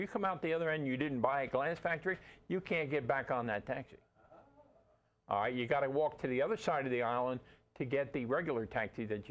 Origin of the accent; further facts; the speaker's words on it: New York City, New York, United States; I grew up in Brooklyn